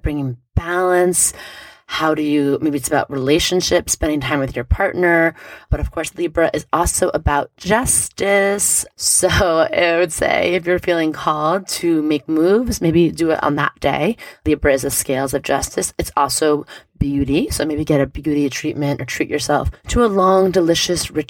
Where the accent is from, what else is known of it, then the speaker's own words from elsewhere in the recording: New York City, New York, United States; in New York City, my home state where I was born, where I grew up